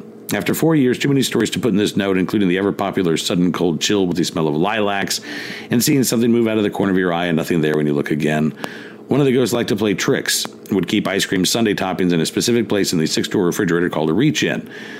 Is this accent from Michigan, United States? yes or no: yes; Detroit, Michigan, United States; moved away; Matt and I grew up in Metro Detroit. At the time we left the Tri-County area in 1982, the area had over 3 million people.